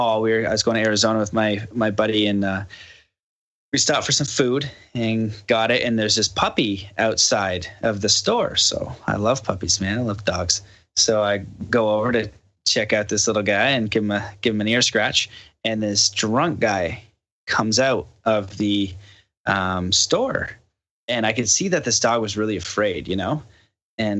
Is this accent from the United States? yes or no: no; Canada; I'm from Canada